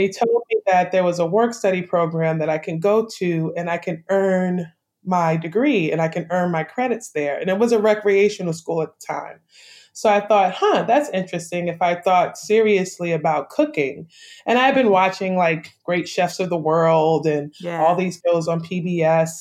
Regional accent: New York City, New York, United States; born or raised there; moved away as an adult; also born or lived in Brooklyn, New York; now in Savannah, United States

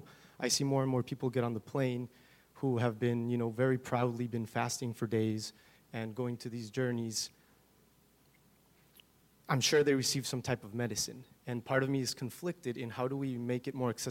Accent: Colombia; now in San Francisco Bay Area, United States; I'm from Colombia as well, and living in the Bay Area

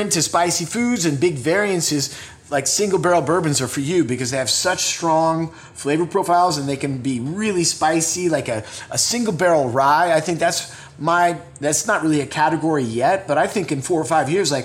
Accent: West Coast, United States; now in Los Angeles, United States; I grew up on the West Coast

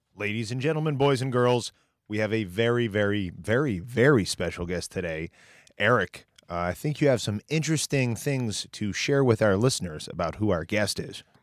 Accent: Peru, Indiana, United States; I'm I'm from Peru, Indiana originally

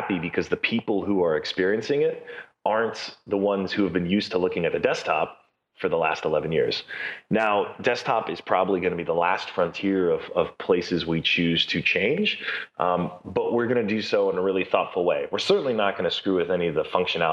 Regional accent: New York City, New York, United States; I was born in Brooklyn

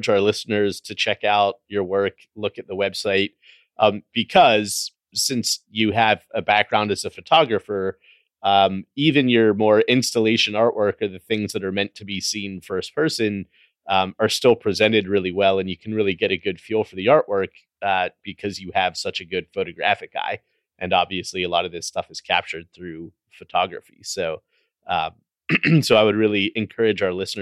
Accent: United States; being an American

